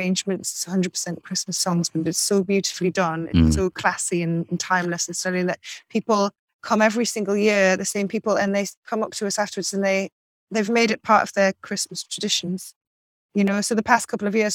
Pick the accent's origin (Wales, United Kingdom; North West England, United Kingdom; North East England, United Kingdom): North East England, United Kingdom; Newcastle upon Tyne; moved away; I'm from Newcastle